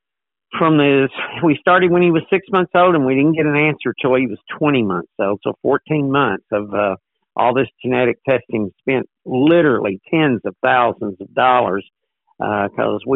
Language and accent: English; Texas, United States; moved away as an adult; also born or lived in Georgia; now in Newport News, United States; I am from Texas. I was born in Texas, grew up on a dairy farm there, and taught school there